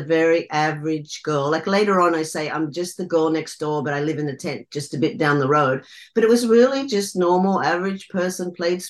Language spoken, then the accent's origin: English; Australia; I grew up in Australia, in the Australian bush.